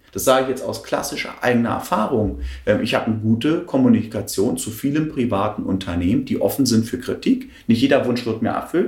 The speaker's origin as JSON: {"language": "German", "region": "Berlin", "country": "Germany", "tie": "born or raised there", "also_born_or_lived": "Friedrichsfelde, Berlin / Hohenschönhausen, Berlin", "said": "ich bin in Friedesheim geboren, in Lichtenberg, Kunschenhausen sozialisiert. Ähm, ich bin in den 90ern aufgewachsen"}